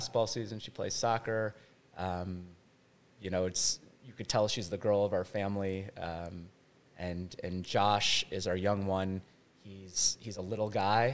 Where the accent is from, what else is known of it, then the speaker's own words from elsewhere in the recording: Ohio, United States; moved away as an adult; now in Lawrence, United States; I was born and raised in Ohio